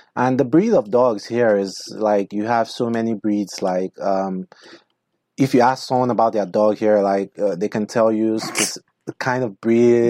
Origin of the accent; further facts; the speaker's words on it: Nigeria; now in United States; where I come from